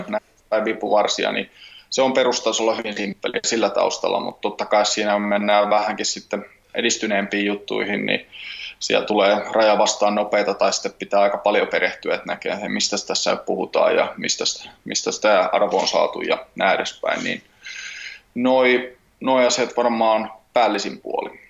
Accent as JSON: {"language": "Finnish", "town": "Tampere", "region": "Pirkanmaa", "country": "Finland", "tie": "born or raised there", "also_born_or_lived": "Helsinki", "said": "paikallinen PMX-pyörä pyöräseura tässä Tampereella ja sinne vedän laitreenejä. Vedin okay. jo viime vuonna ja nyt sitten niin toinen vuosi jatkuu ja on tehnyt sitä aiemmin Helsingissäkin pari vuotta, mutta nyt oikein kiva tässä näin ihan kotikonnuilla tehdä samaa"}